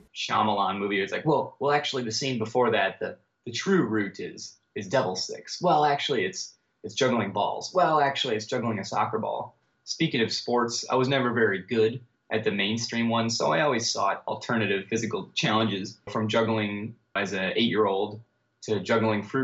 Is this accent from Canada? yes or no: no; Wisconsin, United States; moved away as an adult; also born or lived in Florida / Milwaukee, Wisconsin; now in Portland, United States; I was born and raised in Wisconsin.